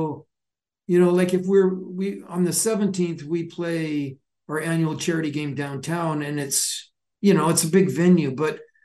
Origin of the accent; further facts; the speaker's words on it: Calgary, Alberta, Canada; moved away; growing up in Calgary